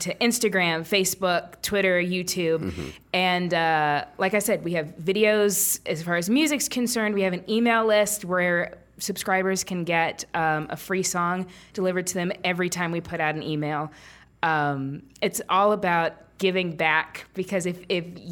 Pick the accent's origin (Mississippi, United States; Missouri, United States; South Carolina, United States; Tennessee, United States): Mississippi, United States; Byhalia; my hometown of Byhalia